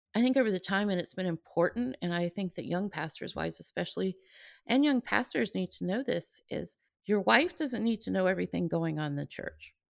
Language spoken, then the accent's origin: English; Atlanta, Georgia, United States; moved away as an adult; now in California, United States; I grew up I was born in Atlanta